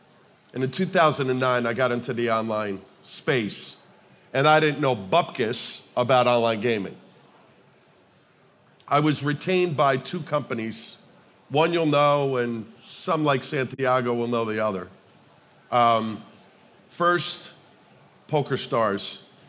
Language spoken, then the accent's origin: English; New Jersey, United States; New Jersey is an incredible state. It's my home state.